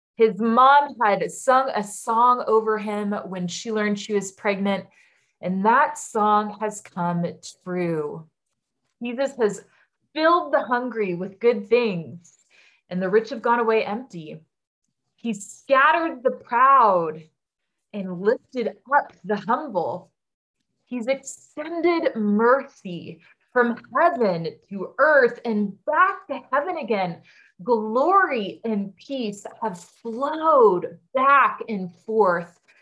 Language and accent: English; United States; as an American